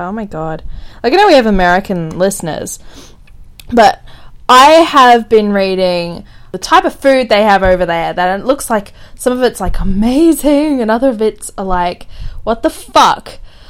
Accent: Australia; We're Australian!

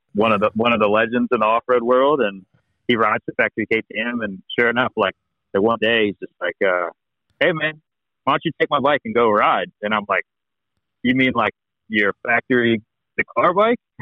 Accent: United States

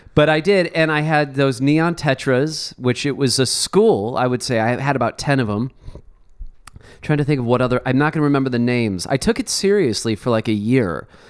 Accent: Chicago, Illinois, United States; now in Los Angeles, United States; growing up in Chicago

